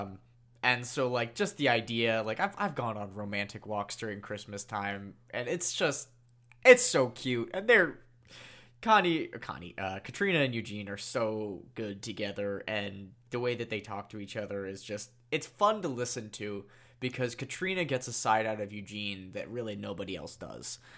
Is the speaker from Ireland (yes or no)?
yes; Ireland; I say that as an Irish person